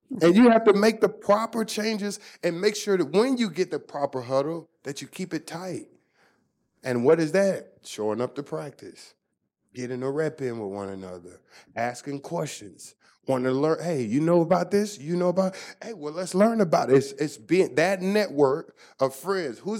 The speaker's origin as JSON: {"language": "English", "country": "Germany", "tie": "born or raised there", "said": "Growing up in Germany, I had to learn how to read people's lips to try to understand."}